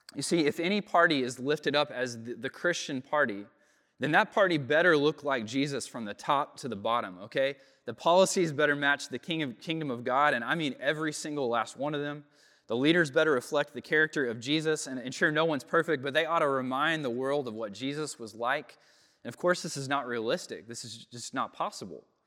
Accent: United States; Growing up in America, in, in the West, as a product of the Enlightenment

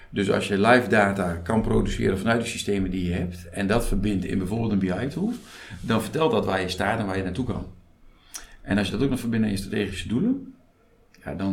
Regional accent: Veluwe, Gelderland, Netherlands; now in Rijssen, Netherlands; Ja, ja, geboren op de Veluwe. Ik woon in Rijssen.

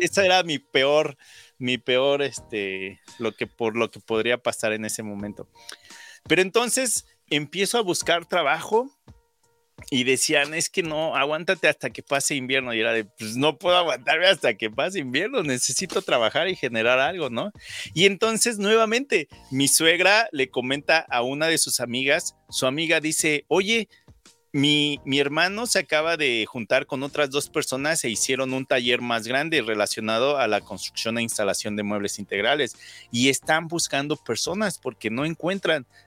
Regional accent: Mexico City, Mexico; moved away as an adult; now in Saskatoon, Canada; Yo nací en la Ciudad de México, soy del 83 y yo recuerdo que desde primero o segundo de primaria

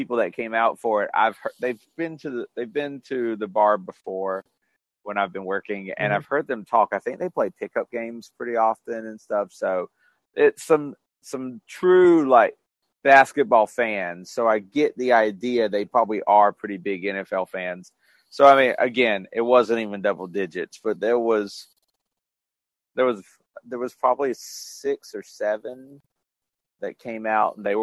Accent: Florida, United States; I'm from Florida

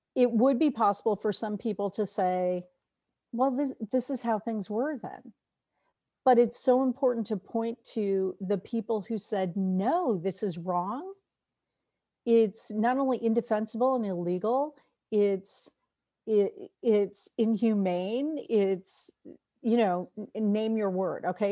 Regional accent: New York, United States; I'm a New Yorker

